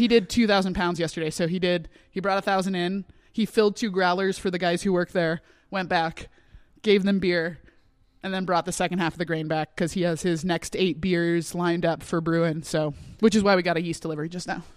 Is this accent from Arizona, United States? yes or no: yes; Sedona, Arizona, United States; I wanted to do it in my hometown